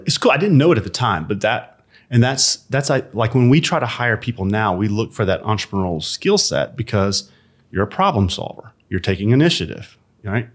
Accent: Birmingham, Alabama, United States; moved away; also born or lived in Atlanta; I grew up in a small suburb of Birmingham, Alabama

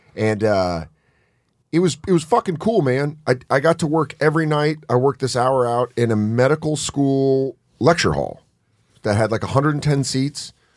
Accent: Rocky Mountains, United States; I'm from the Rocky Mountains

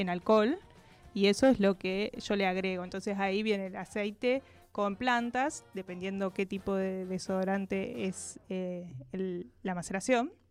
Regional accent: Neuquén, Argentina; also born or lived in Córdoba; Soy neuquina

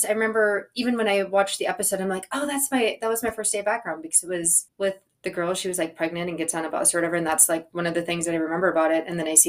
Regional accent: Minnesota, United States; moved away as an adult; now in Los Angeles, United States; I'm from Minnesota.

